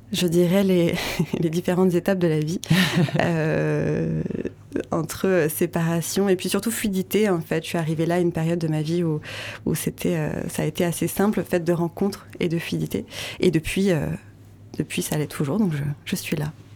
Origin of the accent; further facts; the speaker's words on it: Vosges, Grand Est, France; moved away; dans les Hauts-de-Vosges, qui est ma région natale